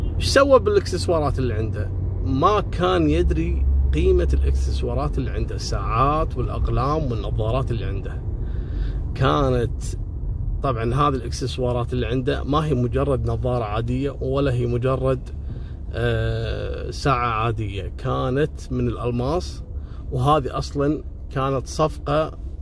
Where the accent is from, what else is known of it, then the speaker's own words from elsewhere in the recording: Kuwait; عندنا في الكويت